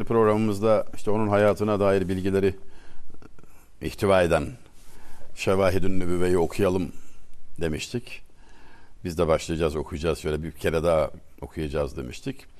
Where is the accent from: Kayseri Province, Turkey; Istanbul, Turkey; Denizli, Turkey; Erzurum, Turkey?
Denizli, Turkey; Ben Denizliliyim